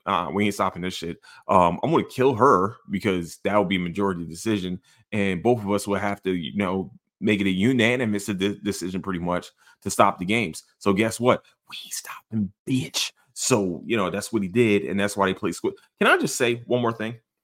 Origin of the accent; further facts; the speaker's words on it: Philadelphia, Pennsylvania, United States; I'm from Philadelphia